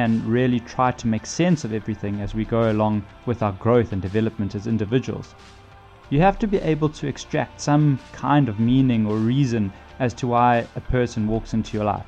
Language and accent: English; South Africa; being South African